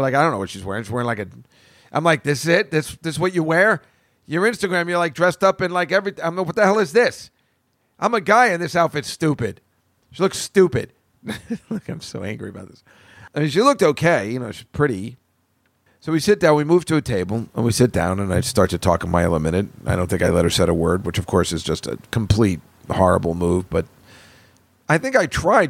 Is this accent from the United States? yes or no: yes; central New Jersey, United States; now in New York, United States; I'm from New Jersey. Is it in central Jersey? That's where I'm from